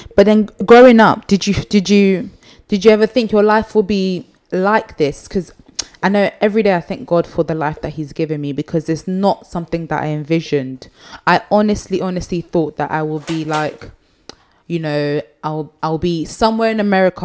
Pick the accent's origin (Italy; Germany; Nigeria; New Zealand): Nigeria; I'm Nigerian and you know in Nigeria you kind of raise your family